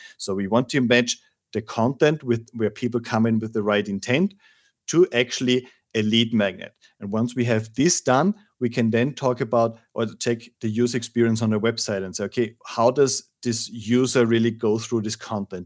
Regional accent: Austria; now in Madrid, Spain; I'm from Austria

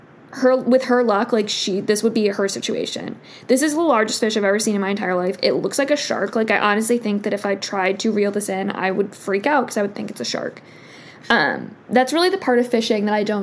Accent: Michigan, United States; I grew up in Michigan

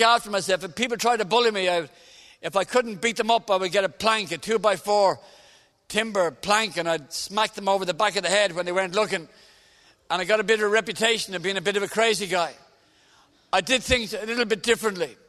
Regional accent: Dublin, Leinster, Ireland; I'm Irish. I come from Dublin in the south of Ireland.

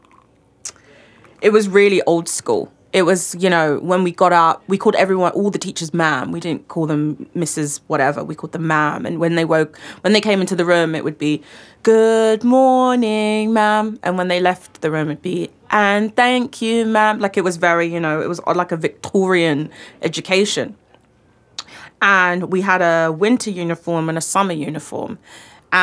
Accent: London, United Kingdom; I grew up in the London Borough of Redbridge.

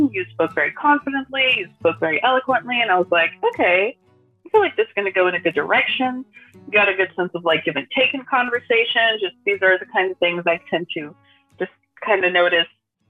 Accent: Brazil; also born or lived in Missouri, United States / Texas, United States; I was born in the States. I was born in Missouri. That's where both of my parents were studying for university. I was born there. We moved back to Brazil when I was like 1.5.

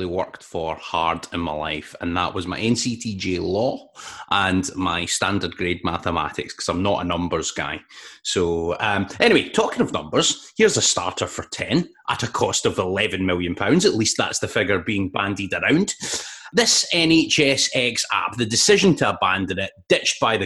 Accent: North Ayrshire, Scotland, United Kingdom; growing up in North Ayrshire in the noughties

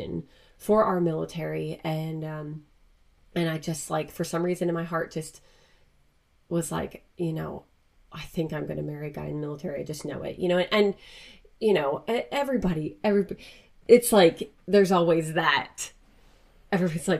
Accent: Pennsylvania, United States; I'm from Pennsylvania

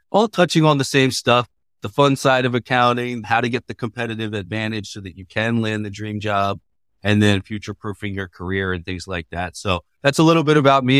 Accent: Baltimore, Maryland, United States; moved away as an adult; now in Bay Area, United States; That's my hometown

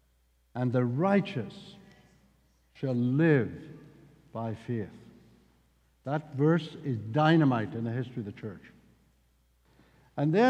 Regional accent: the south of Northern Ireland, United Kingdom; accent: Irish; I'm from the south of the north of Ireland, and if you get me really cross, my Irish accent will become even stronger than what it is now.

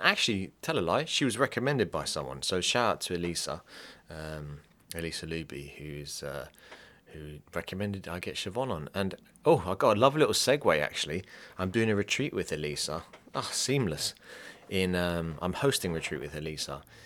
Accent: England, United Kingdom; I'm English as well

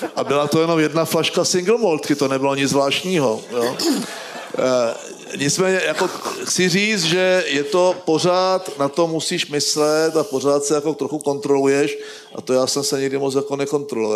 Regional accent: Moravian Wallachia, Czechia; já jsem z Valašska

